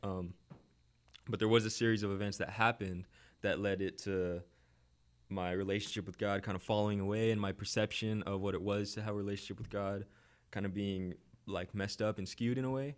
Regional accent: Orange County, California, United States; I grew up in Orange County, California.

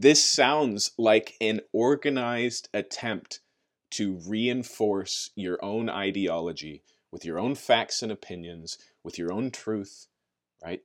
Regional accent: United States; maybe even more so as Americans, and maybe even more so as American Christians

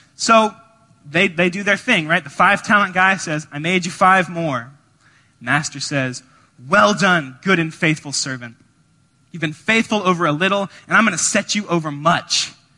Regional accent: Georgia, United States; now in Evanston, United States; We're from Georgia

